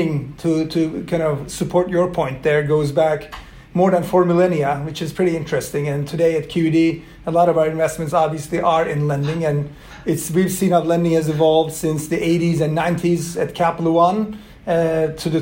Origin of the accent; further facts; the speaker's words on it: Turkey; first language Swedish and Turkish; English is a second language; also born or lived in Sweden; I grew up in both countries, but predominantly in Turkey